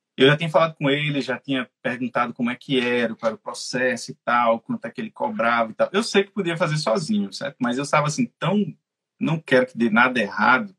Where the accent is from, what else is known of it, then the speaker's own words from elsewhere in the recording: Natal, Rio Grande do Norte, Brazil; moved away as an adult; now in Dublin, Ireland; eu sou de Natal